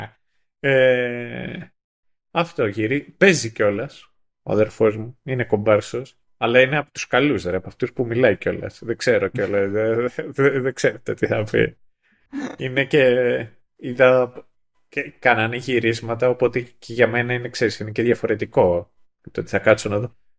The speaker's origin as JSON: {"language": "Greek", "town": "Kythira", "region": "Attica", "country": "Greece", "tie": "born or raised there", "said": "στην πατρίδα μου στα Κύθυρα"}